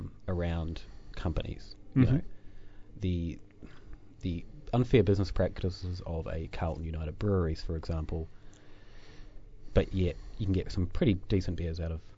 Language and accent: English; New Zealand; accent: Kiwi; My Kiwi accent, you know. vowels are we can't distinguish between too many vowels.